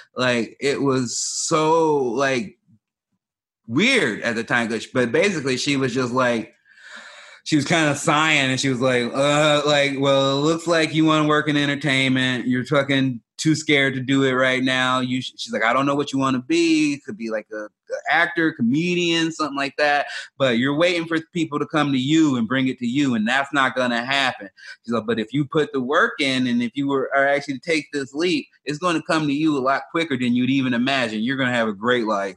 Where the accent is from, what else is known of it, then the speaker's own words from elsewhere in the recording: Chicago, Illinois, United States; moved away; also born or lived in Oregon; I grew up in South Side of Chicago and moved to Oregon